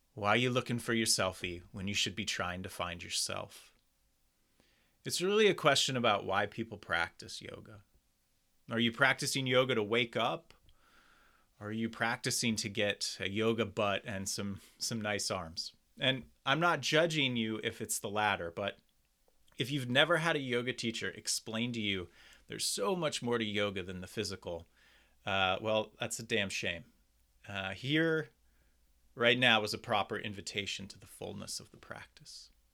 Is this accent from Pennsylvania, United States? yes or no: yes; Doylestown, Pennsylvania, United States; my hometown of Doylestown, Pennsylvania